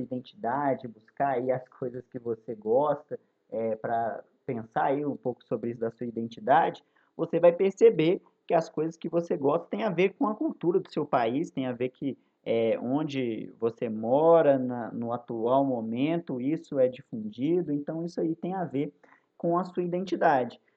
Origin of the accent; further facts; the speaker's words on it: Belo Horizonte, Minas Gerais, Brazil; na minha juventude, em Belo Horizonte